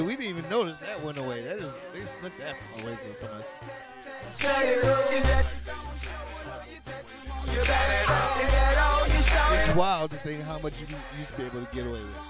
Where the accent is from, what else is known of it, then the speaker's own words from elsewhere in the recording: Ohio, United States; moved away; I am from Ohio. I've been here going on 9 years